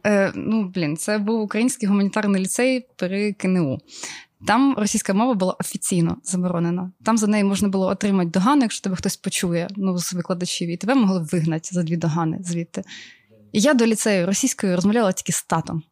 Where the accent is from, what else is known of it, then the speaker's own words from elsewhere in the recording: Obukhiv, Kyiv Oblast, Ukraine; also born or lived in Ukrainka; я народилася в місті Обухові. Я прожила там до 15 років, по-моєму, чи 16, а потім я переїхала в місто Українка, яке я дійсно вважаю своїм рідним